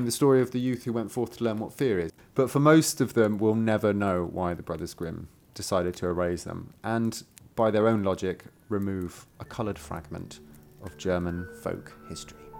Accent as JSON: {"language": "English", "country": "United Kingdom", "said": "I'm British"}